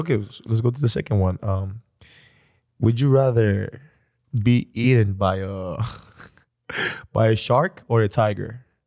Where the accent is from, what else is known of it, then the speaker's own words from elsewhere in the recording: Athens, Attica, Greece; English is a second language; moved away; I grew up in Greece, so I was born and raised in Greece